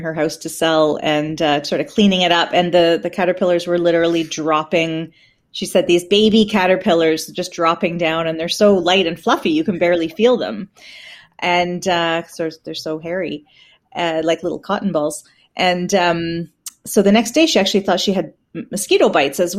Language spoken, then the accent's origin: English; Peterborough, Ontario, Canada; I'm from Peterborough